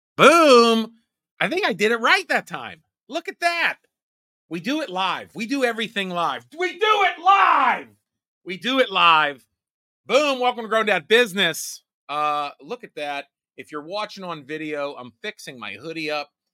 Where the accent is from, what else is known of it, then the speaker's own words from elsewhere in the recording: Rust Belt, United States; I grew up in the Rust Belt, poor